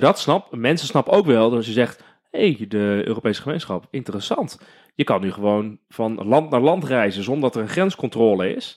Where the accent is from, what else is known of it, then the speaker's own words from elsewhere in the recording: Netherlands; wij zijn Nederlanders